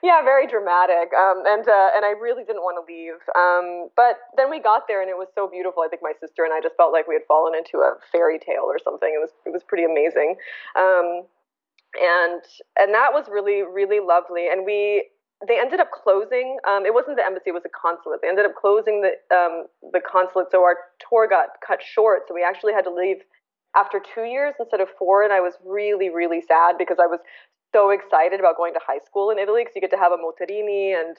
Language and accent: English; Bangkok, Thailand; born there; Well, I was born in Bangkok, Thailand.